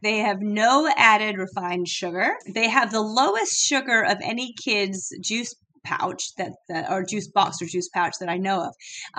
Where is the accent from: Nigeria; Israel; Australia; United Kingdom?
United Kingdom; London; But I was born and raised in London, so I've got a very bizarre accent.